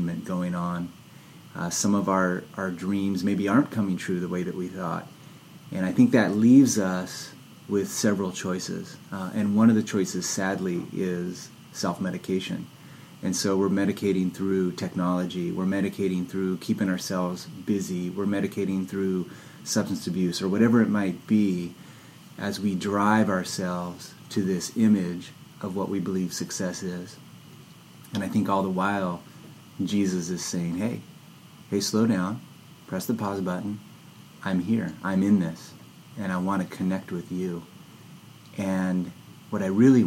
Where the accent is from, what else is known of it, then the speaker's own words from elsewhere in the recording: San Jose, California, United States; I grew up near Santa Cruz in San Jose